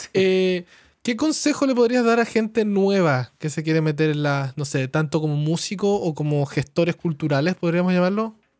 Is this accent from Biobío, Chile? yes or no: no; Coyhaique, Aysén, Chile; moved away as an adult; also born or lived in Santiago, Chile; now in Toronto, Canada; vengo de Coyhaique, ¿cachai? Me creí ah. 18 años de mi vida en un pueblo